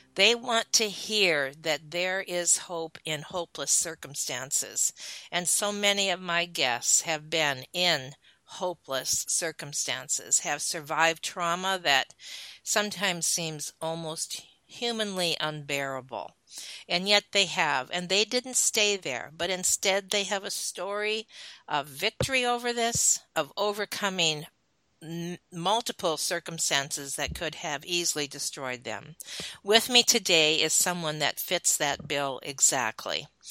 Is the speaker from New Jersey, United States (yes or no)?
no; Michigan, United States; I was raised in Michigan.